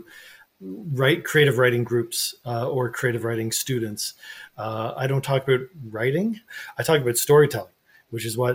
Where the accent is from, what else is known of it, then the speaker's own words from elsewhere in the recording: Canada; as a Canadian and Canadian author